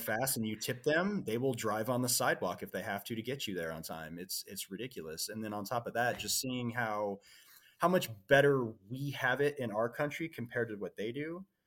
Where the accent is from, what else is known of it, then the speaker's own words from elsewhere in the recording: Seattle, Washington, United States; I was born in Seattle, Washington